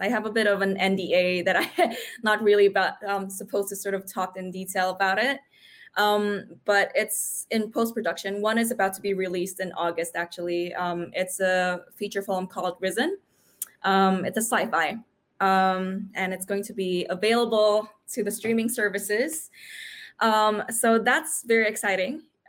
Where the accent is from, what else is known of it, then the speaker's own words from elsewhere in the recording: New York, United States; now in Sydney, Australia; I'm from New York. You know, I've got all these experience with like castings and stuff. And then when I went into Sydney, which is where I am now